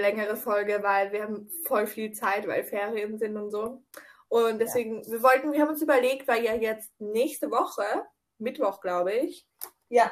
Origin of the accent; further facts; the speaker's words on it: Austria; bei uns in Österreich